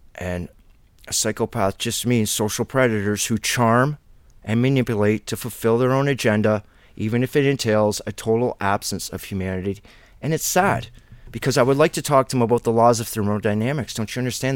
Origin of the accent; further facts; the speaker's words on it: Ontario, Canada; being a Canadian